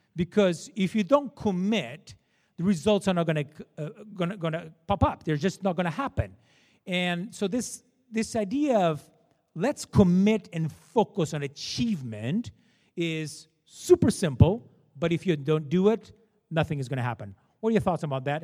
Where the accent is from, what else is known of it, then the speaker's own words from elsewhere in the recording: Portugal; English is a second language; moved away as an adult; now in Canada; I was born in Portugal. I'm Portuguese. That's why I have this terrible accent.